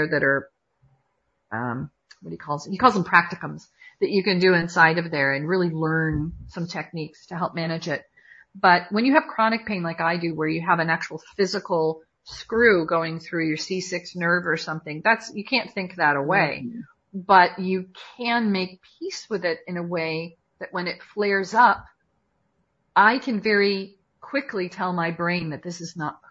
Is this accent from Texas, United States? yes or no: no; Watertown, Connecticut, United States; also born or lived in Fairfield, Connecticut; And I was born in Waterbury, grew up in Watertown, and moved to Fairfield.